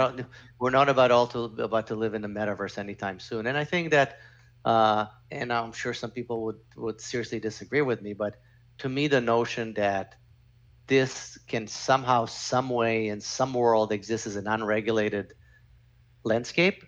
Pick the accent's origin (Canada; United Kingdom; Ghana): Canada; I'm Canadian